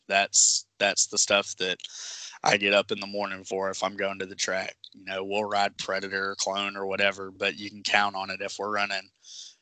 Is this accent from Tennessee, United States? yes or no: yes; Memphis, Tennessee, United States; I'm born and raised in Memphis, currently live here.